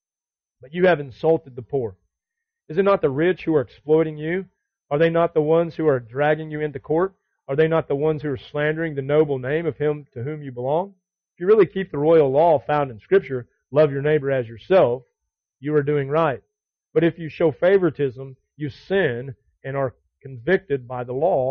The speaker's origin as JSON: {"language": "English", "region": "the South", "country": "United States", "tie": "born or raised there", "said": "we grew up in the South"}